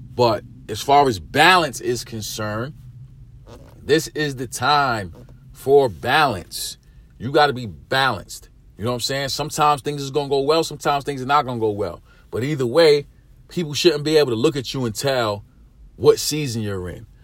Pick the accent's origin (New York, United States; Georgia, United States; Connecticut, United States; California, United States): New York, United States; New York City; I'm a dude from East New York. I'm from the hood.